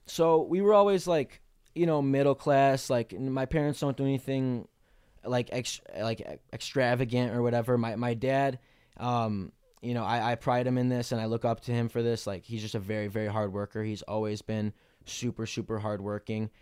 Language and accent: English; Melrose Park, Illinois, United States; I grew up in Melrose Park, Illinois